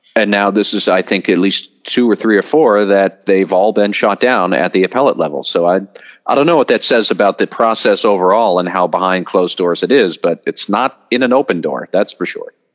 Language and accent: English; United States; as an American